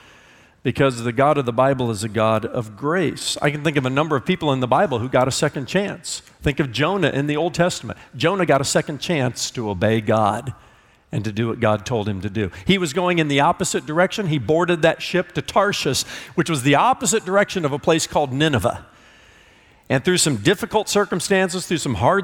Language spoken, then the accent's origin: English; Indiana, United States; I'm from Indiana